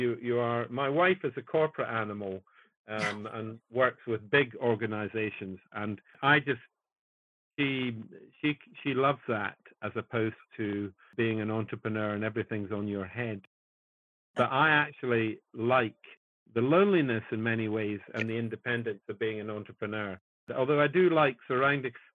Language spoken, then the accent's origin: English; Kirkcaldy, Scotland, United Kingdom; also born or lived in Edinburgh; I was born in Edinburgh and brought up in Fife, in Kirkcaldy in Fife